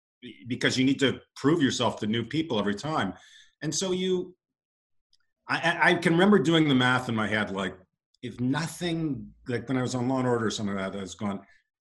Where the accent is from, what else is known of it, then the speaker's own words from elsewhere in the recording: London, Ontario, Canada; moved away as an adult; also born or lived in Los Angeles; I grew up in London, Ontario